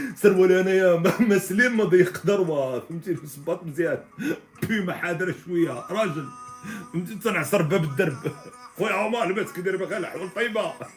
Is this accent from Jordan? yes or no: no; Morocco; عندنا في المغرب